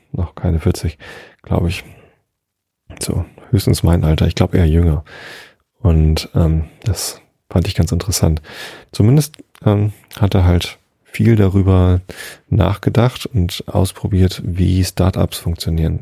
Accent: Hamburg, Germany; Bei uns in Hamburg

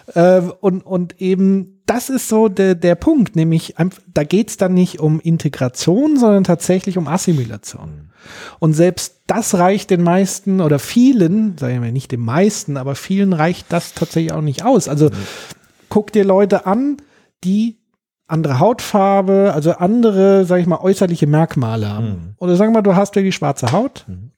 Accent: Germany; bei uns in Deutschland

